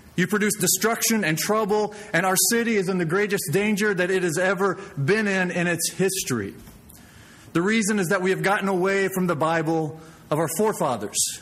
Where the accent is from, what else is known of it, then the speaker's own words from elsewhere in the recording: Springfield, Missouri, United States; I was born and raised in Springfield, Missouri